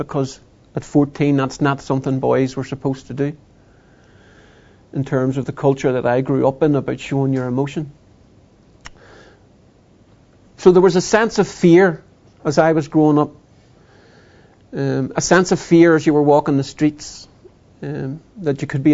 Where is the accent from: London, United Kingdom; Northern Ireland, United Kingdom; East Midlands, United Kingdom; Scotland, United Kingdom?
Northern Ireland, United Kingdom; I grew up in a Protestant, Unionist, Loyalist community, British, not English, but British